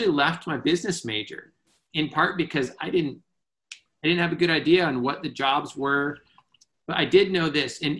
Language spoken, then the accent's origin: English; Iowa, United States; moved away as an adult; also born or lived in Minneapolis; I grew up in Iowa and went to the University of Northern Iowa